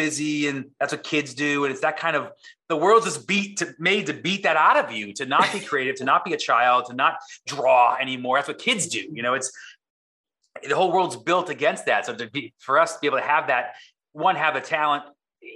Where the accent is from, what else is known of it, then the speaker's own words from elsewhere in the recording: East Coast, United States; moved away as an adult; now in San Diego, United States; I grew up on the East Coast, which is, again, creatively a vacuum.